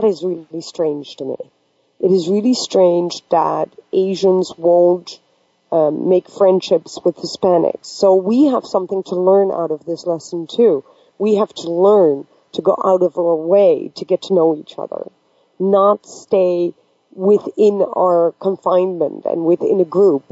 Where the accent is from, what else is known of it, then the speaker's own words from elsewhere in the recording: Netherlands; moved away; also born or lived in Pakistan; I am originally from Pakistan and I got adopted by a predominantly Western culture in Holland, of course, everything that I learned throughout the school years was typically what we call monoculture.